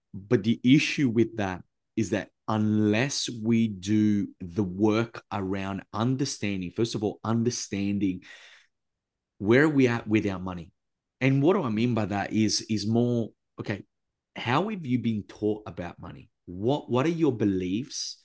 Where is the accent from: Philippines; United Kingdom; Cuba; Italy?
Italy; I was raised in Italy by a grandma who lived through World War Two